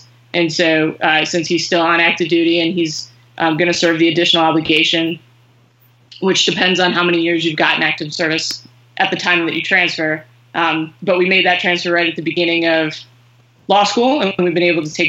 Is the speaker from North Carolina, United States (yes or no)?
no; Syracuse, New York, United States; also born or lived in Warwick, Rhode Island; So I was born in Warwick, Rhode Island, and you know, from birth was a Sox fan. We moved to Syracuse when I was 3 and a half